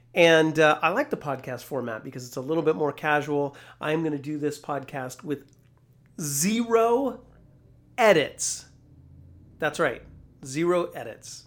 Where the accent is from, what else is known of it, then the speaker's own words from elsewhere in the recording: Carlotta, California, United States; I grew up in a small town of three hundred sixty people, uh, Carlotta, California. That's way up in Northern California